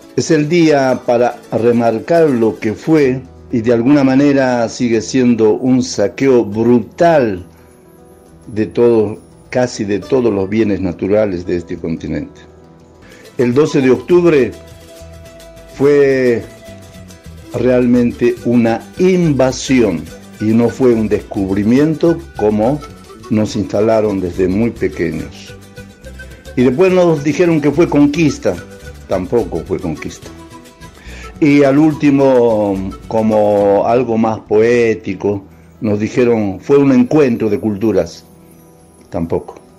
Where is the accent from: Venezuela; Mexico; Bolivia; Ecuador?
Bolivia; now in Argentina; soy boliviano por el país en que nací y también soy un argentino por el país que adopté